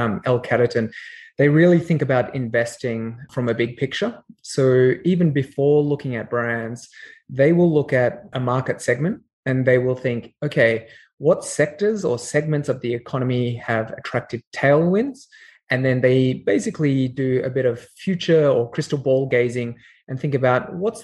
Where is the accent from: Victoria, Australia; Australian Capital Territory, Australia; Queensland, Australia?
Australian Capital Territory, Australia; Canberra; accent: Australian; moved away; also born or lived in Sydney; I'm Australian by origin, as you can tell from my accent. I grew up in Canberra and Sydney.